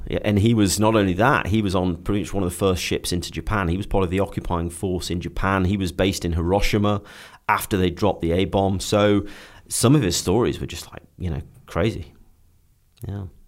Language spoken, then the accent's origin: English; Stoke-on-Trent, West Midlands, United Kingdom; moved away; I was very keen to get away from Stoke-on-Trent. Um, it, it, will always be home